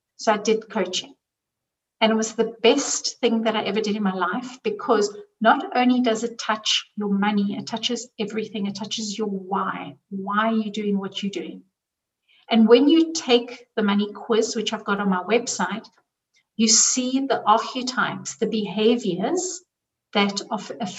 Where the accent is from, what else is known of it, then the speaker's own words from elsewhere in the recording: South Africa; now in Zurich, Switzerland; I grew up in South Africa